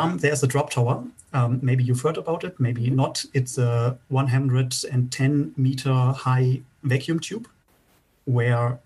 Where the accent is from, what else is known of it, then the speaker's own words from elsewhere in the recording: Bremen, Germany; Bremen is also my hometown